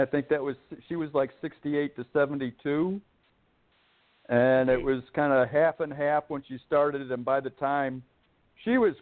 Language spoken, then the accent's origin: English; Chicago, Illinois, United States; also born or lived in Oak Lawn, Illinois / Woodstock, Illinois / Warrensburg, Missouri; 68 or 69, we moved from Oaklawn to South Chicago